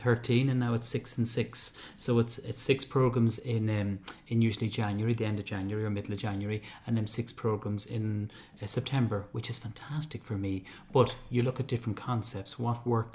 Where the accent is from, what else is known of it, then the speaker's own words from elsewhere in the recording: Ireland; as Irish people